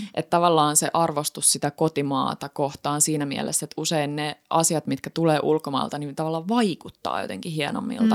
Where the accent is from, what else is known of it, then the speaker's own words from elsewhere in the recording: Häme, Finland; Hämeestä, eli mistä mä oon kotoisin